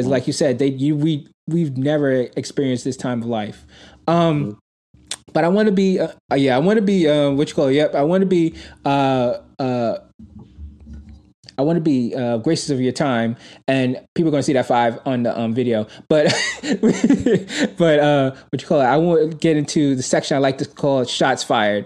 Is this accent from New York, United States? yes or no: yes; New York City, New York, United States; I grew up in Brooklyn